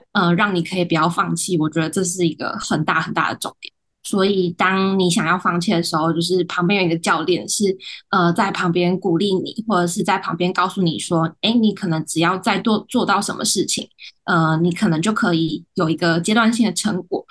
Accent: Taiwan; 我本身也没有国外生活的经验，我从小到大都是台湾土生土长的

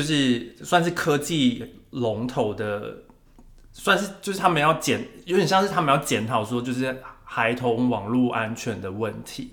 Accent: Taiwan; 我们就是台湾人讲话就是会黏，黏，黏在一起

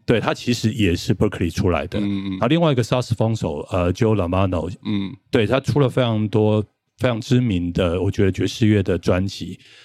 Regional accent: Taichung, Taiwan; moved away as an adult; also born or lived in Taipei; 我们两个都是台中人

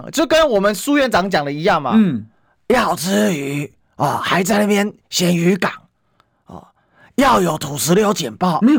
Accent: Kaohsiung, Taiwan; 只有我们高雄人真的。我跟你讲，布鲁勒谷就在我高中母校旁边。嗯哼，我瑞祥高中的嘛。

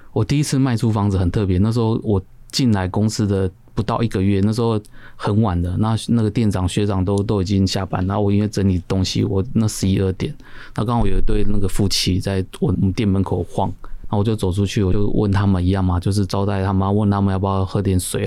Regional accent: Keelung, Taiwan; moved away as an adult; now in Xindian, Taiwan; 我老家在基隆，那其实那时候我就住在新店这样子，然后一直到现在

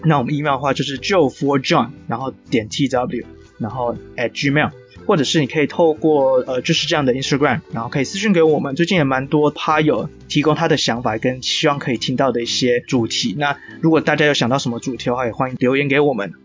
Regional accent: Taiwan; 我们这个团队，呃，大家都是台湾人

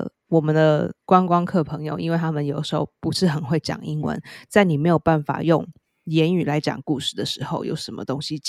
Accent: New York City, New York, United States; 可是像我们纽约人或是做剧场的人，我们就没有办法，就是 stomach 这种东西，we can't。

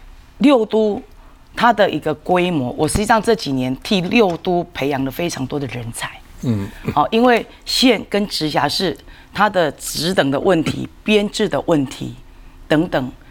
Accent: Changhua County, Taiwan; 那我们彰化人确实在外面工作的、读书的人真的非常的多。

